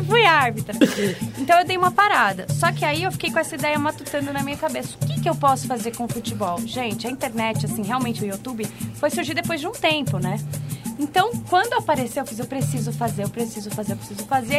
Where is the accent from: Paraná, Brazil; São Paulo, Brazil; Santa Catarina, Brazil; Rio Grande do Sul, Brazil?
São Paulo, Brazil; eu sou de Itaquera, sou da Zona Leste, graças a Deus. Muito feliz por ser da Zona Leste. Born and raised.